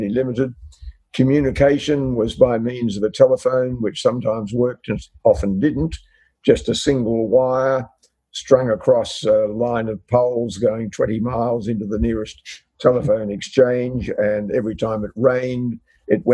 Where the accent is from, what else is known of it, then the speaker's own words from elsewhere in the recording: Longreach, Queensland, Australia; moved away; also born or lived in North Sydney; I was born in North Sydney, but I actually lived, my parents lived at the time in Western Queensland near the town of Longreach